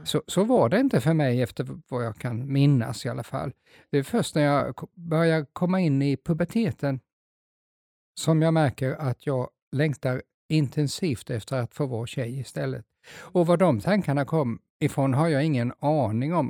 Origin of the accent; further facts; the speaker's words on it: Småland, Sweden; moved away; jag är egentligen jag är smålänning